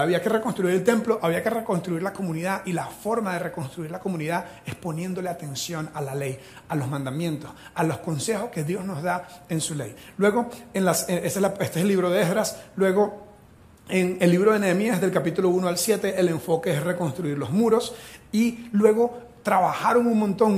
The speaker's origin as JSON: {"language": "Spanish", "country": "Venezuela", "first_language": "Spanish", "moved": "yes", "lives_now": "Costa Rica", "said": "yo soy de Venezuela, mi primer idioma es el español"}